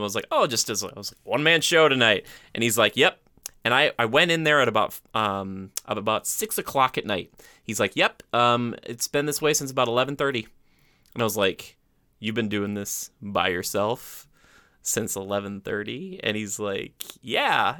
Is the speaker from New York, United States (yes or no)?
no; Minnesota, United States; I'm from Minnesota